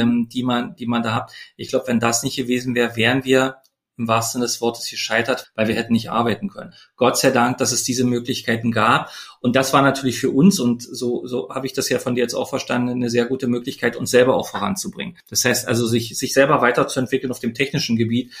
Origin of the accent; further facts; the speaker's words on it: Germany; wir Deutschen